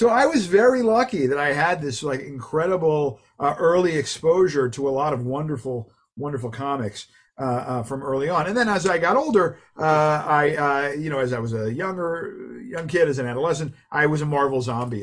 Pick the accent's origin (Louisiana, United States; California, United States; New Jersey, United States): New Jersey, United States; moved away as an adult; now in New York City, United States; I grew up in New Jersey, mm-hmm. right across from New York City, across from the George Washington Bridge